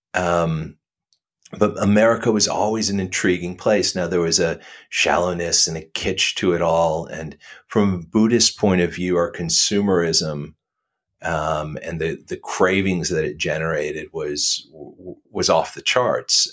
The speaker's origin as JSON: {"language": "English", "region": "the South", "country": "United States", "tie": "born or raised there", "said": "I was brought up in the South"}